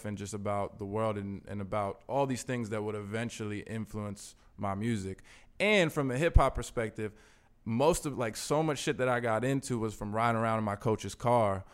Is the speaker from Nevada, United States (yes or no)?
no; New York City, New York, United States; I'm from Hell's Kitchen, which was a diverse place at the time, like, even within the context of my building, I grew up with different types